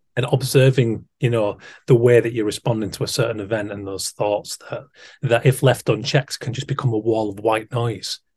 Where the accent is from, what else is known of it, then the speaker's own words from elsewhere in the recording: Keighley, Yorkshire and the Humber, United Kingdom; I'm from Yorkshire. I'm from West Yorkshire, Keighley